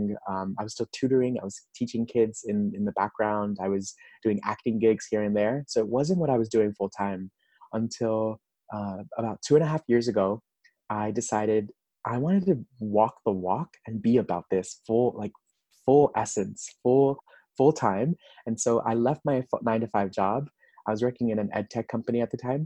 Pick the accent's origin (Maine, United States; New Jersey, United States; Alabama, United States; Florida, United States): Florida, United States; Miami; also born or lived in Nashville, Tennessee; now in Los Angeles, United States; I'm originally from Miami, Florida.